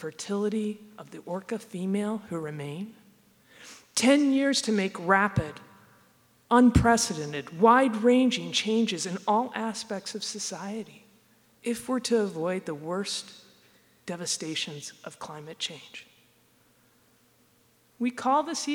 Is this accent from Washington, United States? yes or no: yes; near Olympia, Washington, United States; I grew up near Olympia, at the end of the Salish Sea